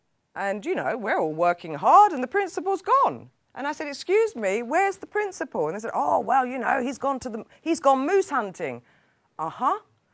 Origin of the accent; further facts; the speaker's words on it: England, United Kingdom; now in Sweden; although I'm English, my heart is here in Sweden.